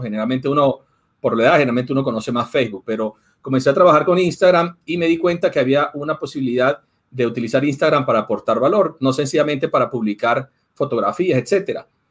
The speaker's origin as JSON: {"language": "Spanish", "country": "Venezuela", "said": "yo soy venezolano"}